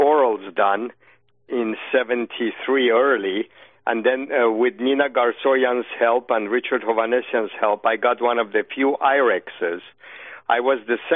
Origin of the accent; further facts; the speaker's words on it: Iran; now in United States; I know Persian very well and I'm from Iran